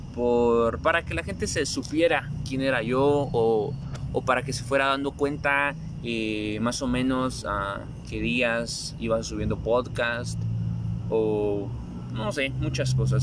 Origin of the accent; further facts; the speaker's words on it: Guatemala; en mi país Guatemala está en cuarentena